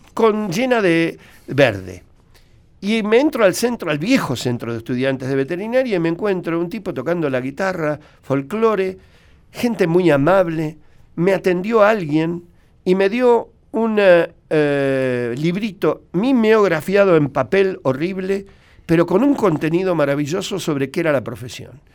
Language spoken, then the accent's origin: Spanish; Buenos Aires, Argentina; yo nací en, Cabildo y Zavala a la vuelta.